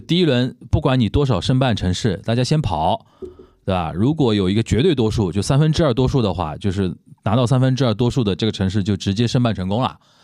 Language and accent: Chinese; Shanghai, China; 我们中国人啊，尤其我们上海人啊，经历过